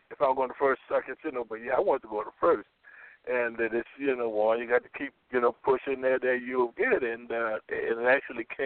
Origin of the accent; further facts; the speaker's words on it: Florida, United States; moved away; I'm from Florida